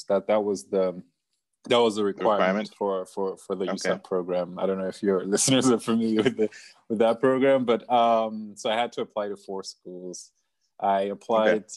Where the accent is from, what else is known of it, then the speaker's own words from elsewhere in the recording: Zimbabwe; moved away as an adult; also born or lived in Michigan; I'm from Zimbabwe. I grew up in Zimbabwe